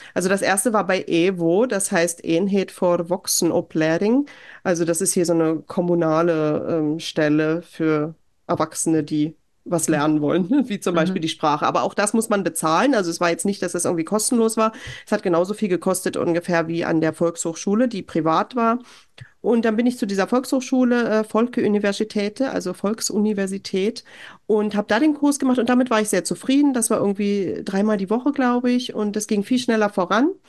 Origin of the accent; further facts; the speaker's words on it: Germany; moved away as an adult; now in Norway; als Deutscher